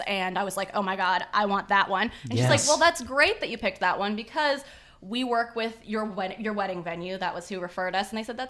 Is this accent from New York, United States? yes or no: no; San Diego, California, United States; I was born and raised in San Diego.